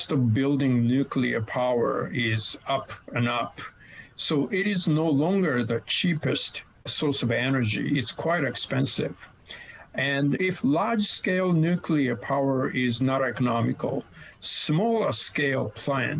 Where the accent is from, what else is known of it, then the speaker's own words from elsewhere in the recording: Kanagawa, Japan; my team in my hometown, Shonan Belmare